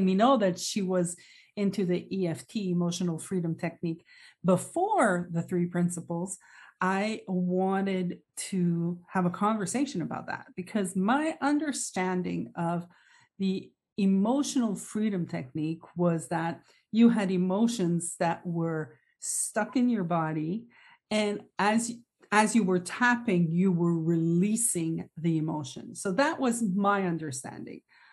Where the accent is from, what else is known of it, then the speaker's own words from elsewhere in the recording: Canada; We're both from Canada.